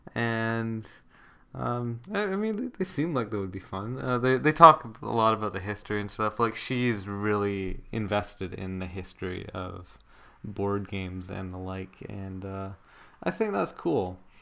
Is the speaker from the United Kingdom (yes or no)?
no; Canada; my home country of Canada